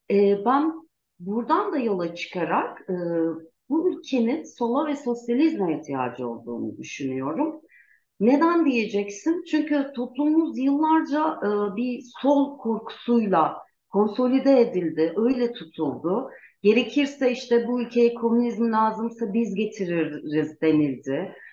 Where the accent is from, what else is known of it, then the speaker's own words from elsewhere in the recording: Gaziantep, Turkey; born there; moved away as an adult; now in Ankara, Turkey; Ee, ben e, 1978'de Gaziantep'te doğdum. E, ee, 18 yaşından beri Ankara'da yaşıyorum. 20 yıldır da avukatlık yapıyorum.